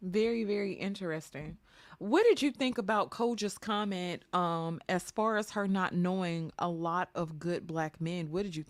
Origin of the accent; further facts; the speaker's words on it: Mississippi, United States; also born or lived in New York; when I moved from New York to Mississippi